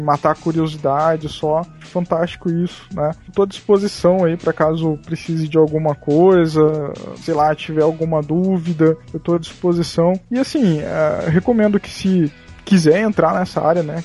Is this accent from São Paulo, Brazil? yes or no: no; Mato Grosso do Sul, Brazil; sou do Mato Grosso do Sul, né? Então, tipo, aqui o negócio rola muito sertanejo